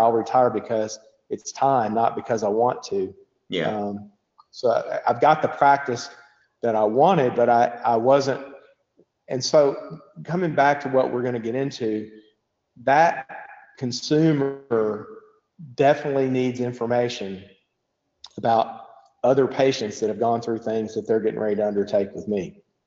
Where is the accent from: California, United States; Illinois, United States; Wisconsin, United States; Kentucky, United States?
Kentucky, United States; Bowling Green; moved away as an adult; now in Lexington, United States; I grew up in uh, Southern Kentucky in Bowling Green, uh, Western Kentucky